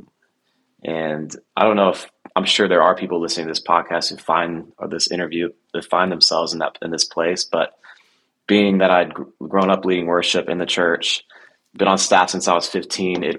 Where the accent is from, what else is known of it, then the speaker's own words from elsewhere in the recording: Nashville, Tennessee, United States; I grew up in Nashville